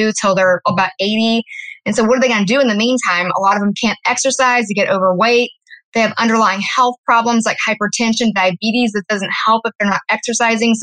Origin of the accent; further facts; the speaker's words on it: Louisiana, United States; moved away as an adult; now in Austin, United States; I'm originally from Louisiana